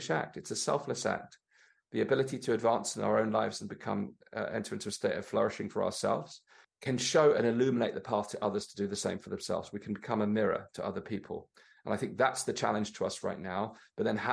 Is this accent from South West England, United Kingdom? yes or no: yes; Torbay, South West England, United Kingdom; growing up in Torbay there, which is where I lived when I was growing up